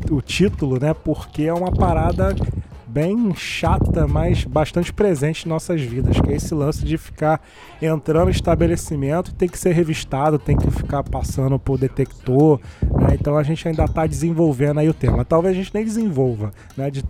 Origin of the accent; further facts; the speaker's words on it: Haiti; Cara, eu sou haitiano, estamos numa revolução haitiana, a gente está dominando.